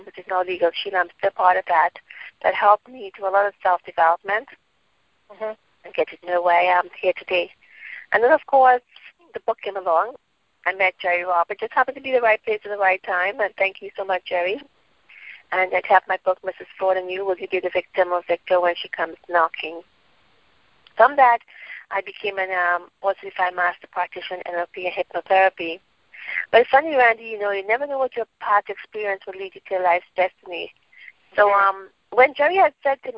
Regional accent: Trinidad & Tobago; moved away as an adult; also born or lived in United States; I'm from Trinidad. I lived in Trinidad until I was about 18, and then I migrated to the States

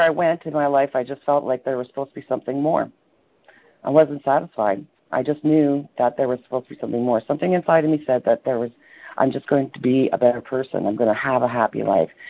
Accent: Toronto, Ontario, Canada; moved away; I was born in Toronto, and for the most part, grew up in Toronto.

